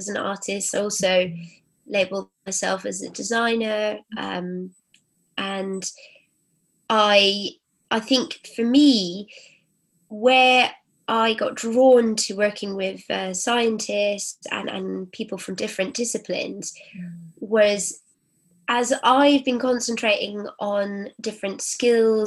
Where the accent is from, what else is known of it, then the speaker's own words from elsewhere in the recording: Cornwall and Wiltshire, South West England, United Kingdom; moved away as an adult; also born or lived in Rome; So I grew up sort of between Cornwall and Wiltshire in the countryside. So it was very English